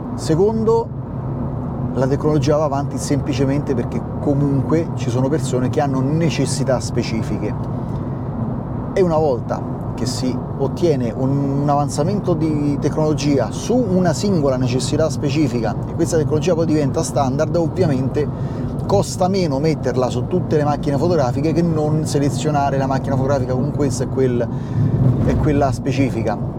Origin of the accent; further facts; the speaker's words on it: Rome, Lazio, Italy; a me che sono di Roma